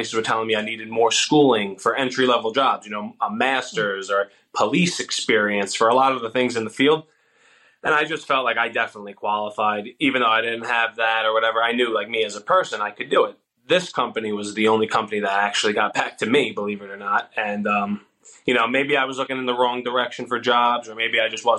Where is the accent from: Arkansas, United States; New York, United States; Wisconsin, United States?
New York, United States; Long Island; moved away as an adult; now in Florida, United States; I'm from Long Island, New York, and that's where I went to school. I went to college